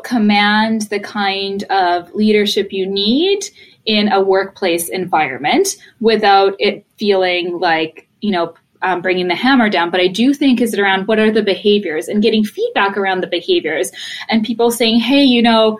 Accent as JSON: {"language": "English", "country": "Poland", "tie": "born or raised there", "moved": "yes", "said": "I was born in Poland."}